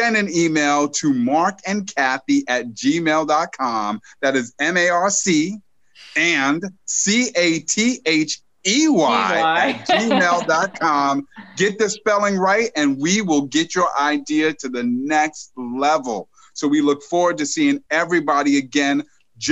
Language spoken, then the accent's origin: English; New York, United States; I'm a New Yorker